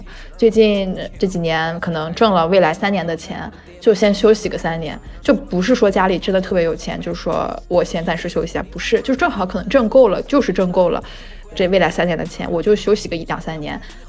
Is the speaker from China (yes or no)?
yes; Shandong, China; moved away as an adult; also born or lived in Chengdu; 因为我自己是来自山东的，